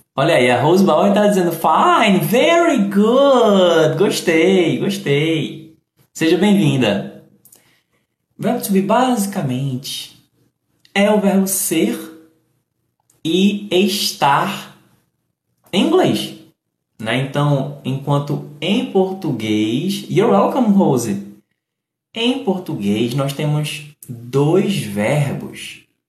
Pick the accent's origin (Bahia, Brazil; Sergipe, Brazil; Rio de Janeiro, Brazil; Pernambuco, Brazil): Pernambuco, Brazil; Recife; also born or lived in Paulista, Pernambuco; eu sou do Recife, sou de Pernambuco, eu sou do Nordeste.